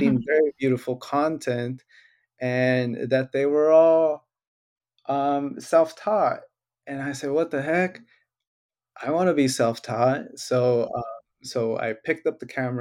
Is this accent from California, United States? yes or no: yes; Hollister, California, United States; also born or lived in Riverside, California; I'm born and raised in Hollister